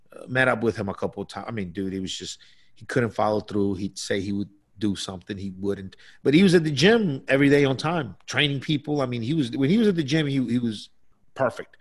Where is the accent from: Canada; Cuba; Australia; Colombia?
Colombia; moved away; when I was a child growing up in Colombia